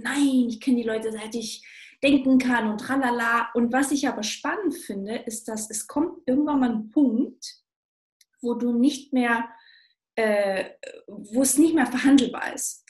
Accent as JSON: {"language": "German", "town": "Stuttgart", "region": "Baden-Württemberg", "country": "Germany", "moved": "yes", "said": "Ich komme aus Stuttgart ursprünglich und ähm, Schwaberländle."}